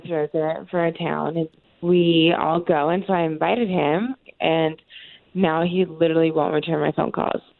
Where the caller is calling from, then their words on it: College Park, United States; Hi, I'm calling from College Park.